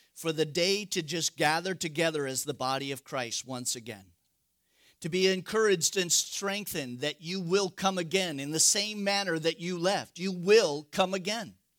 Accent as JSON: {"language": "English", "region": "Northern California", "country": "United States", "tie": "born or raised there", "said": "I'm from Northern California"}